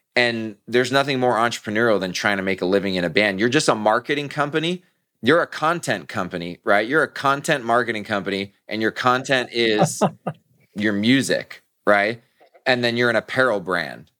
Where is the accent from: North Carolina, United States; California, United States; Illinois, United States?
California, United States; Southern; I'm born and raised in Southern California